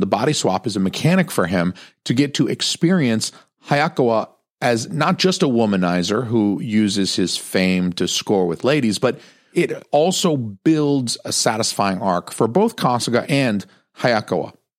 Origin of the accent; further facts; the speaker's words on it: United States; as an American viewer